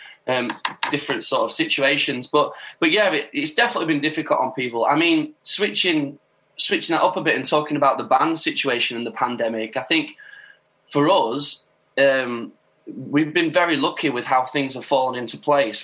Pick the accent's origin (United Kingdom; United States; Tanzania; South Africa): United Kingdom; Doncaster, Yorkshire and the Humber; my hometown, Doncaster